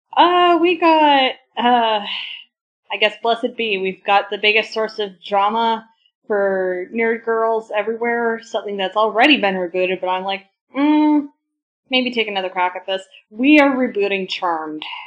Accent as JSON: {"language": "English", "area": "Vancouver Island", "region": "British Columbia", "country": "Canada", "tie": "born or raised there", "said": "when I was growing up on Vancouver Island"}